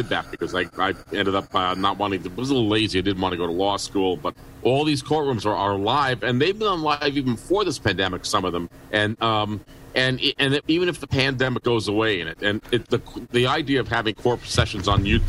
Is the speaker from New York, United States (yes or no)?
yes; New York City, New York, United States; moved away; also born or lived in Auburn; when I was growing up in New York City, I was a kid